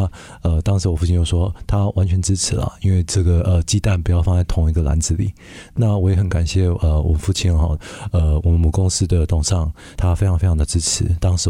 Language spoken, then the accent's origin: Chinese; Canada; 因为我自己在加拿大长大的哈，那呃我自己就是对于这个呃移民啊，或者是说呃像海外。的同胞啊